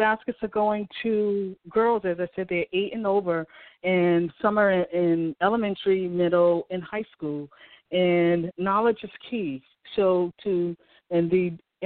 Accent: Boston, Massachusetts, United States; I grew up in Dorchester, Massachusetts, which is the inner city

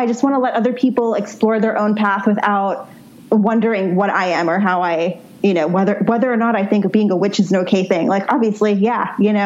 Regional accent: New York City, New York, United States; growing up in New York City

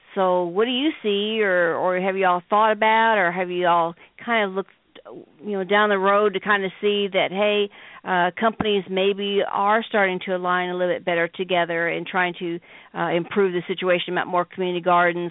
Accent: Midwest, United States; I'm from the Midwest.

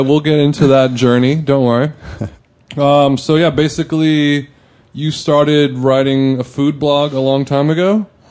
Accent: Orange County, California, United States; I'm from Orange County, so I use the word bro

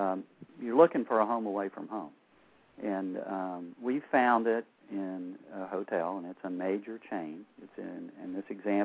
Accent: the South, United States; now in Atlanta, United States; we're from the South

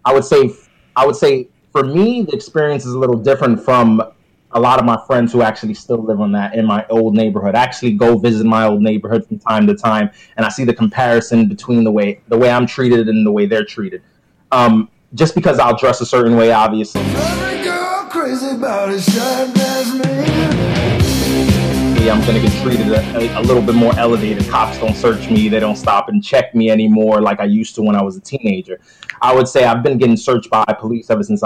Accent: New York City, New York, United States; I grew up in the Bronx, New York

